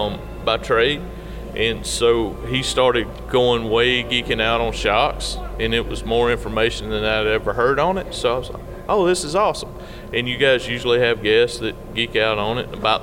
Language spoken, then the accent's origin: English; the South, United States; I'm from the South. We talk slow.